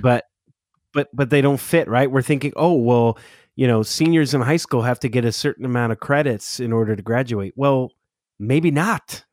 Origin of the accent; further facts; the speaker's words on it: Southern California, United States; now in Oregon, United States; I'm originally from SoCal, which I know that'll shock a lot of native Oregonians, um, that a Southern California transplant lives here now